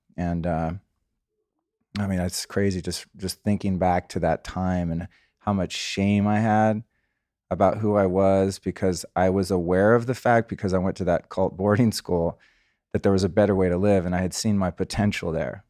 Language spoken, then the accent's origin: English; California, United States; also born or lived in Aspen, Colorado; I grew up as a Californian kid